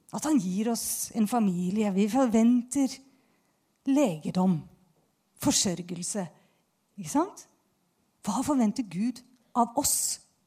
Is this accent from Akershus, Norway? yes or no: yes; Bærum, Akershus, Norway; Jeg kommer jo fra Bærum, tross alt